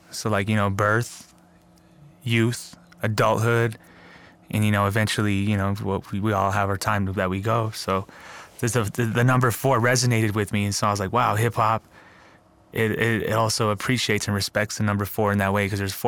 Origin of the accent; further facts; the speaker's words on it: Albuquerque, New Mexico, United States; born there; because I was born in Albuquerque, wasn't necessarily traditionally raised in certain ways, and then I moved out to the res, people looked at me like, yo, you're not really traditional as we are, so you're kind of like that urban native kid